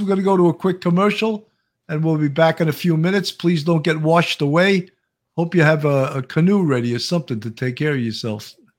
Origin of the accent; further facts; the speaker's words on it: New York, United States; accent: New York; my New York accent